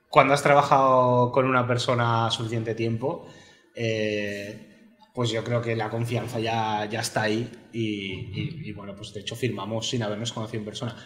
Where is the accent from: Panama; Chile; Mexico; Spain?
Spain; also born or lived in Barcelona / Galicia; El español soy yo.